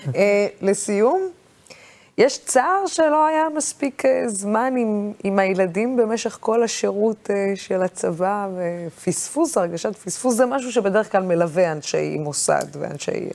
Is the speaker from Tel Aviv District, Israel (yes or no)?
no; Dimona, Southern District, Israel; ואני לא קיבוצניקית, אני דימונאית